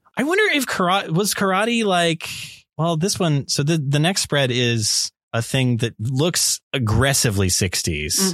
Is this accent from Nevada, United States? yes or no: yes; Las Vegas, Nevada, United States; I'm from Las Vegas